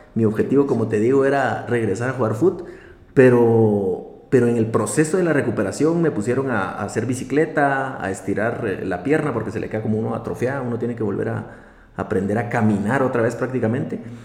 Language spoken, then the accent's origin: Spanish; Guatemala; nosotros como guatemaltecos